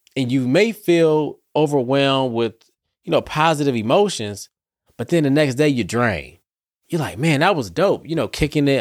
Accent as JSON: {"language": "English", "town": "Detroit", "region": "Michigan", "country": "United States", "said": "I'm from Detroit, too"}